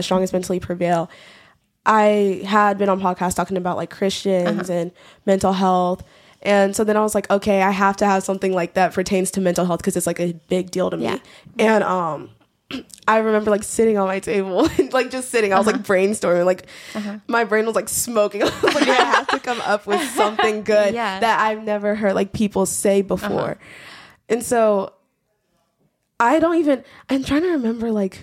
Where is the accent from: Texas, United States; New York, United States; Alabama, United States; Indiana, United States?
Alabama, United States; Huntsville; moved away; I'm from Huntsville